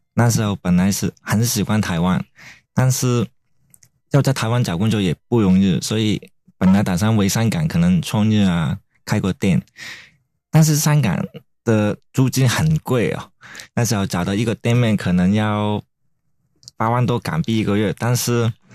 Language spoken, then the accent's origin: Chinese; Hong Kong; moved away as an adult; now in Taiwan; 这香港人没有办法啊